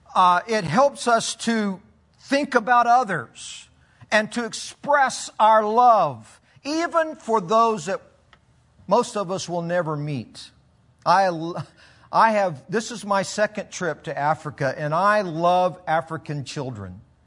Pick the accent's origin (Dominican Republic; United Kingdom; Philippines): Philippines; I grew up in the Philippines and then spent 28 years as a missionary